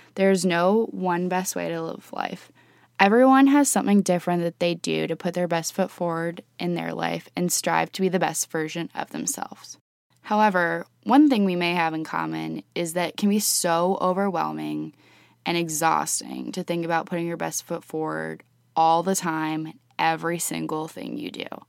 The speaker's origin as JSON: {"language": "English", "town": "Columbus", "region": "Ohio", "country": "United States", "tie": "born or raised there", "also_born_or_lived": "Oxford, Ohio", "said": "I was born and raised in Columbus, Ohio with my parents and two younger sisters"}